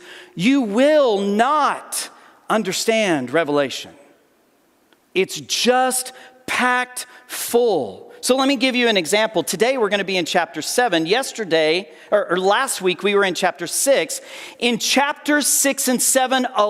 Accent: Perryton, Texas, United States; moved away; in Perryton, in my hometown

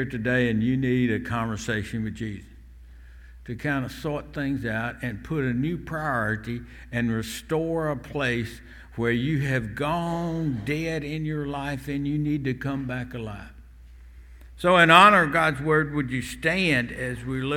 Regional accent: Selma, Alabama, United States; growing up in Selma, and I think I grew up in a time that really was a great, great time to grow up in this community

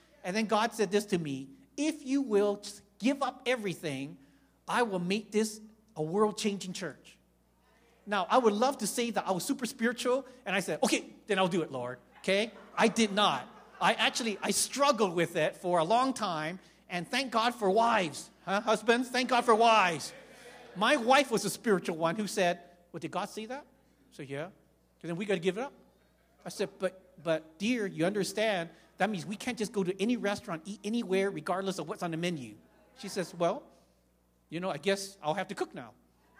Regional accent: Victoria, British Columbia, Canada; born there; also born or lived in Vancouver / Calgary; I was born in Victoria, Canada, lived in Vancouver, and that's why I also lived in Calgary for 7 years.

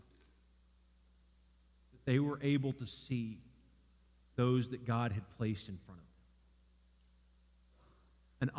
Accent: Dallas, Texas, United States; also born or lived in Garland, Texas / Cleburne, Texas; growing up in Dallas area

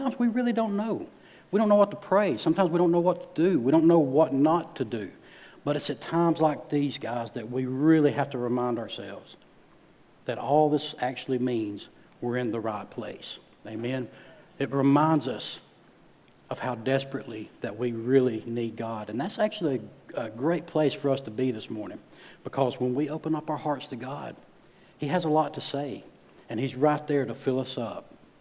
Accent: north Alabama, United States; moved away; I'm from Alabama, small town, in case you can't tell by my accent. I'm from up north.

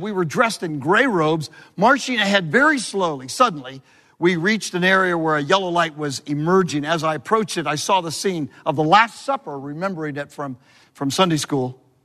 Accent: Southern California, United States; moved away; I'm from Southern California

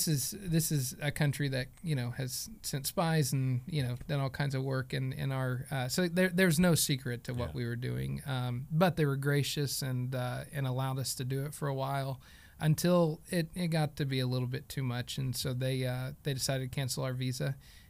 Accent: Stigler, Oklahoma, United States; I grew up in Stigler, Oklahoma, which is just south of Sulphur and smaller than Sulphur

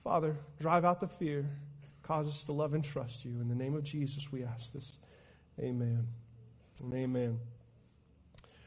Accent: Oklahoma, United States; As a matter of fact, I am

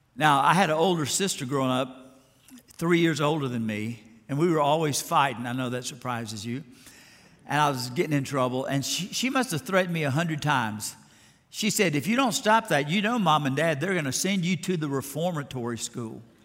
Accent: Alabama, United States; I grew up in Alabama

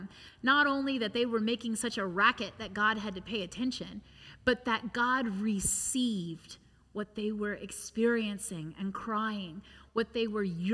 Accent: United States; having been born and raised in the United States

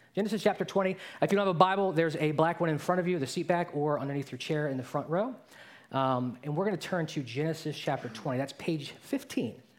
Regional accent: Baltimore, Maryland, United States; I grew up in Baltimore

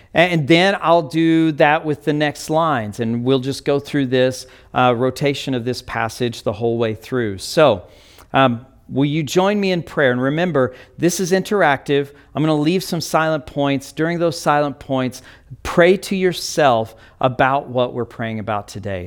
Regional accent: United States; we may value being an American

